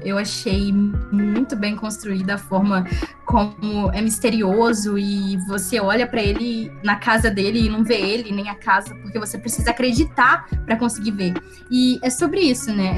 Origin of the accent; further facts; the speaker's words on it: Brazil; a gente é brasileiro